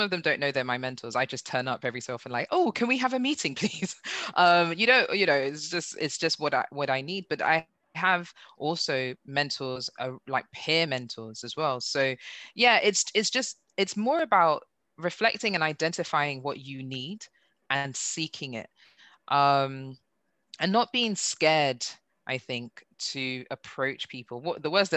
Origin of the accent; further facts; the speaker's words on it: Nigeria; now in United Kingdom; being Nigerian